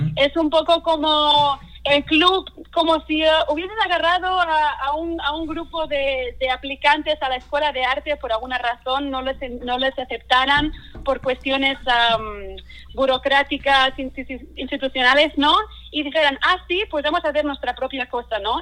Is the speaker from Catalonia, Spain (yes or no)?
yes; Catalonia, Spain; first language Catalan; Spanish is a second language; now in Seattle, United States; como el mío, como el catalán